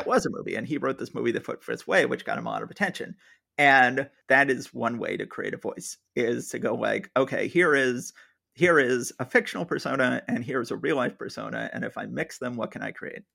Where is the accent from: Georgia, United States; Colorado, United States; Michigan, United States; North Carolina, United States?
Georgia, United States; Atlanta; moved away; I was born and raised in Atlanta, Georgia